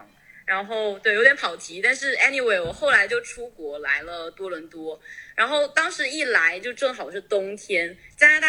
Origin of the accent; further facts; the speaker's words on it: Wenzhou, Zhejiang, China; 对，我是浙江温州，但皮革厂不是我家的。